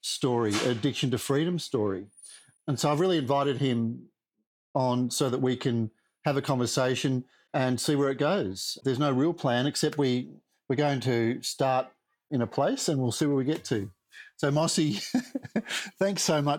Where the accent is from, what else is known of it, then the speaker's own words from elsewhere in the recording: Australia; what we call in Australia, battlers